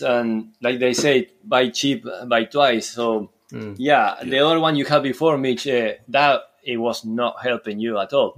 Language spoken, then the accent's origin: English; Uruguay; English is a second language; moved away as an adult; now in Scotland, United Kingdom; I'm from Uruguay, South America, but now I've been living in Scotland for almost six years